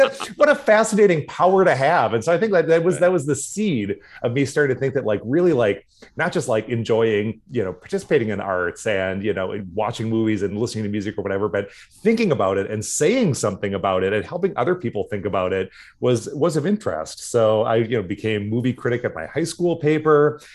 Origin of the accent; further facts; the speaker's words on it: Duluth, Minnesota, United States; also born or lived in St. Paul, United States; when I was starting second grade, we moved to Duluth